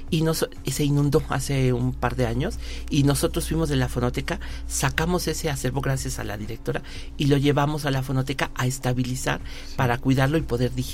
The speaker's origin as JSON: {"language": "Spanish", "country": "Mexico", "said": "¿qué estamos haciendo como mexicanos, más allá de nuestras fronteras?"}